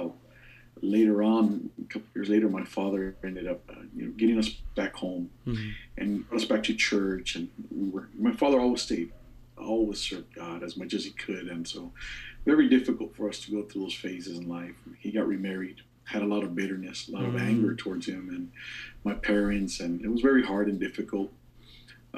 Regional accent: Baldwin Park, California, United States; now in Columbus, United States; we grew up in Baldwin Park under Pastor Oscar Barbosa back in those days in East LA District

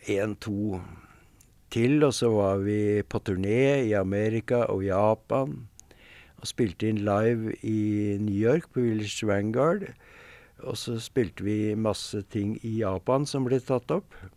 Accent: Norway; vi er ikke fra Harlem, vi er fra Norge

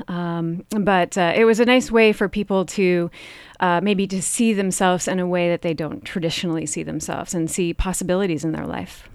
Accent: Vermont, United States; I'm from Vermont

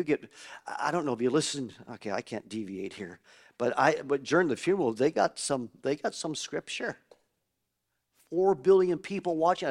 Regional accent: Canada; I grew up in Canada, like your pastors and myself.

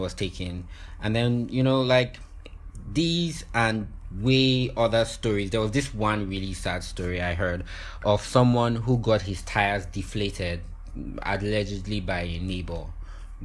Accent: Nigeria; I'm such a Nigerian

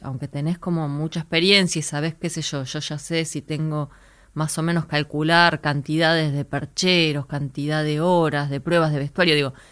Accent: Buenos Aires, Argentina; yo vivía, nací y crecí en Santa Fe y Ortiz, enfrente del cine

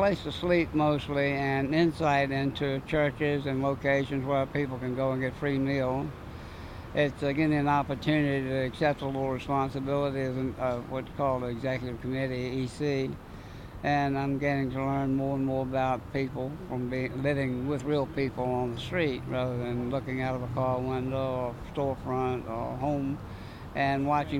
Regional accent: Lynchburg, Virginia, United States; And from there, I came from Lynchburg, Virginia, where my home was.

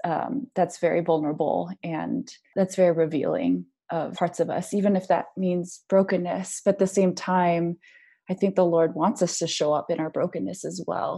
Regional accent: United States; us as Asian Americans

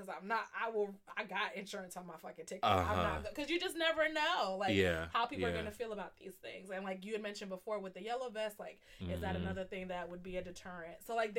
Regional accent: United States; And then but even when I'm in Ghana, everybody reminds me that I'm American.

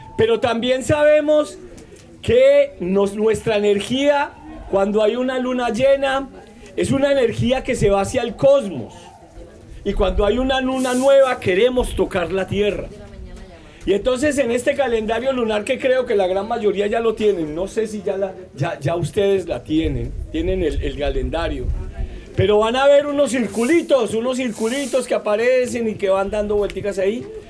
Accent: Manizales, Caldas, Colombia; yo vengo de la zona del interior, la montaña, en una zona que llaman la zona cafetera colombiana, que es Manizales

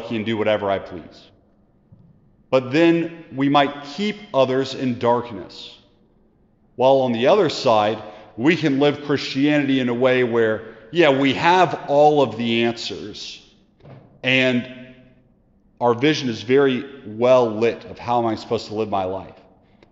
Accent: United States; We live, as American disciples, a very individualistic lifestyle

